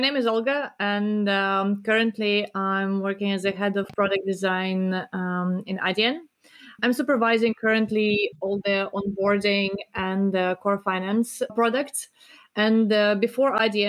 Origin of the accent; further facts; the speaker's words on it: Belarus; moved away as an adult; now in Netherlands; I'm originally from Belarus, and I moved to the Netherlands about 10 years ago